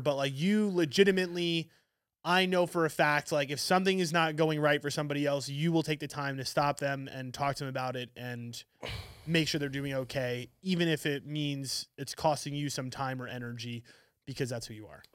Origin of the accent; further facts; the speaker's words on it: New York City, New York, United States; I'm from Manhattan